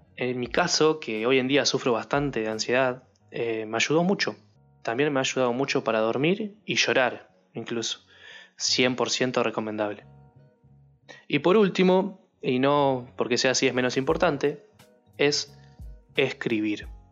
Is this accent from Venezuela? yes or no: no; Uruguay; yo soy uruguayo